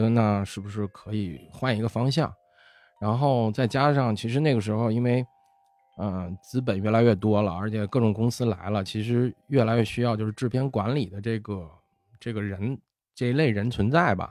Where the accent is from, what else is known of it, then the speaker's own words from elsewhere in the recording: Beijing, China; accent: Beijing dialect; 北京话讲就是张罗事儿的